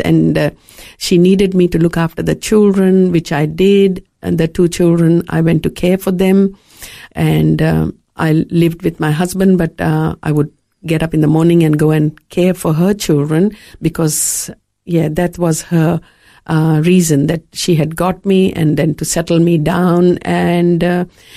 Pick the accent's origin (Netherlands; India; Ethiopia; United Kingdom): India; moved away as an adult; also born or lived in Fiji; now in Australia; growing up in India